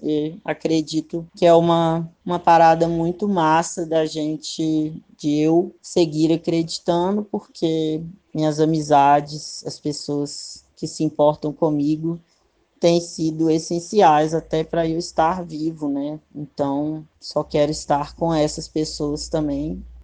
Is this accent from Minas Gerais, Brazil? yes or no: yes; Sete Lagoas, Minas Gerais, Brazil; also born or lived in Belo Horizonte; Eu nasci em BH, mas fui criado em Sete Lagoas